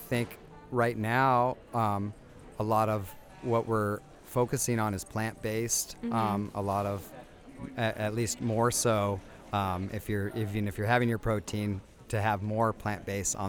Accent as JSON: {"language": "English", "region": "California", "country": "United States", "tie": "born or raised there", "said": "I am from California originally"}